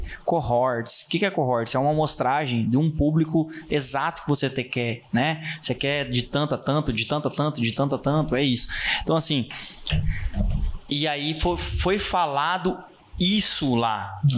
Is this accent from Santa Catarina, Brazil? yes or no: no; Rondonópolis, Mato Grosso, Brazil; eu sou nascido em Rondonópolis, sou filho desse Rio Vermelho